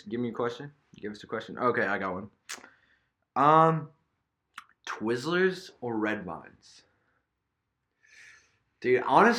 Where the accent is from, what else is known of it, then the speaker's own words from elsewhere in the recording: Canada; I'm Canadian.